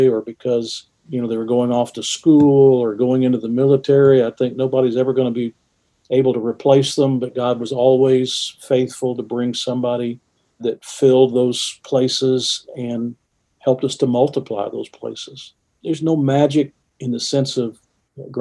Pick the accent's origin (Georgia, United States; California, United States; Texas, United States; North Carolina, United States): Georgia, United States; just outside of Atlanta; born or raised there; moved away as an adult; also born or lived in West Virginia; now in Huntington, United States